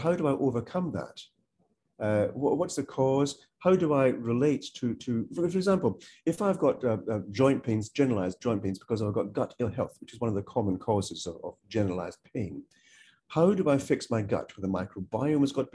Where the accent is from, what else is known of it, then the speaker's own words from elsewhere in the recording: Malaysia; now in United Kingdom; I'm not from the UK. I'm from Malaysia.